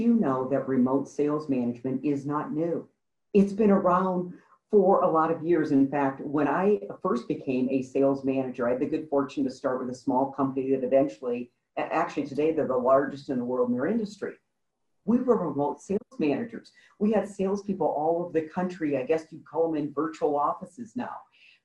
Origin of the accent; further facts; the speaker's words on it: Midwest, United States; I grew up in the Midwest on a farm